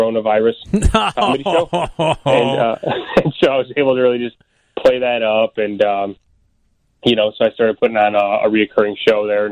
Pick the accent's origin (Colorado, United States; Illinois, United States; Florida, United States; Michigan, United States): Illinois, United States; Elk Grove Village; I grew up in the northwest suburbs where I still live out this way today